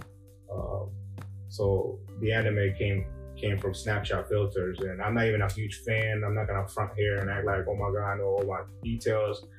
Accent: El Salvador; moved away; Growing up in El Salvador

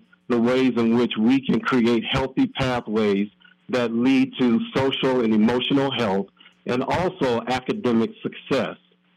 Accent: Minneapolis, Minnesota, United States; I'm born and raised in Minneapolis, grew up on the south

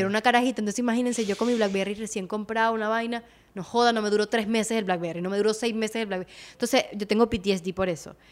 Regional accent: Venezuela; nosotros como venezolanos

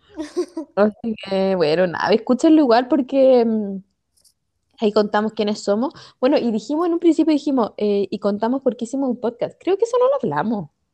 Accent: Viña del Mar, Valparaíso, Chile; nosotros somos de Viña, y en Viña estaba el colegio alemán

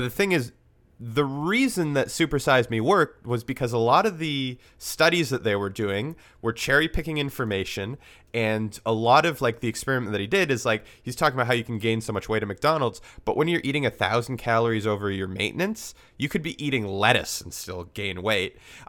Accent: Vancouver, British Columbia, Canada; We grew up in Vancouver

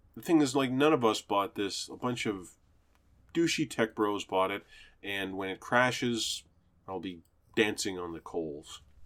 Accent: Canada; I'm a Canadian, ethnically Jewish

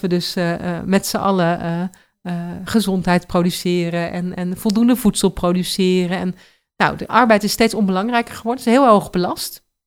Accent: Netherlands; als Nederlander en ook als trotse Nederlander

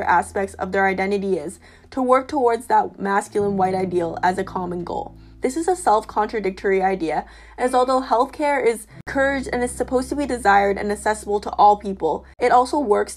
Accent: Northwest Territories, Canada; now in Toronto, Canada; born and raised in the Northwest Territories

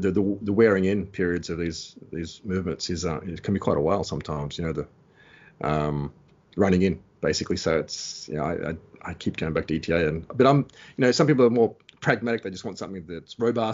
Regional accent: Australia; moved away as an adult; also born or lived in Switzerland; I'm from Australia.

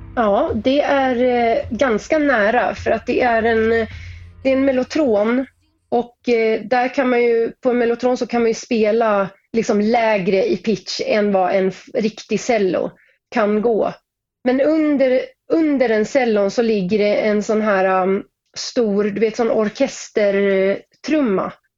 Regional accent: Sweden; also born or lived in Norway; jag är ju svensk, men jag startade min karriär i Norge

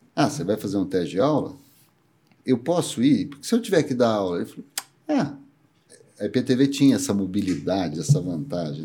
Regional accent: Campinas, São Paulo, Brazil; nasci em Campinas, sou campineiro mesmo

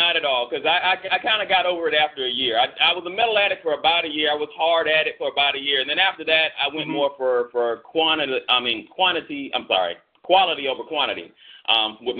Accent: Florida, United States; now in Atlanta, United States; I'm originally from Florida

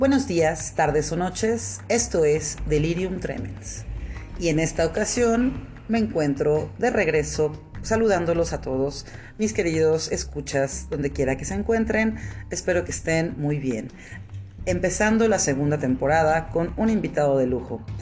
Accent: Puebla, Mexico; nosotros somos poblanos

